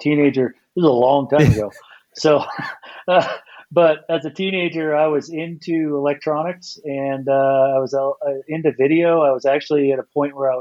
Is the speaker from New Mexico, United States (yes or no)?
no; Napa Valley, California, United States; moved away as an adult; now in Bend, United States; I was born and raised in the Napa Valley